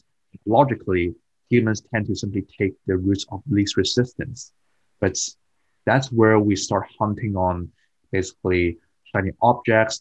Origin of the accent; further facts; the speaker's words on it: Hong Kong; moved away as an adult; also born or lived in United Kingdom; I moved from Hong Kong to UK as a foreign student when I was mm-hmm. 18 years old.